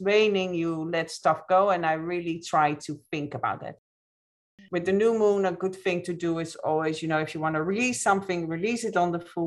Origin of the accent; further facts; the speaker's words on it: Netherlands; moved away as an adult; also born or lived in Ireland; now in United States; I'm originally from the Netherlands. I live here in the States